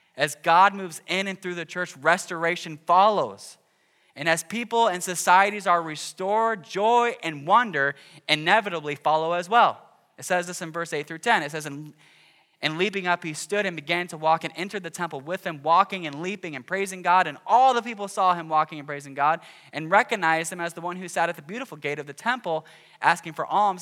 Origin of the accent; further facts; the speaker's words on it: Cedar Rapids, Iowa, United States; growing up in Cedar Rapids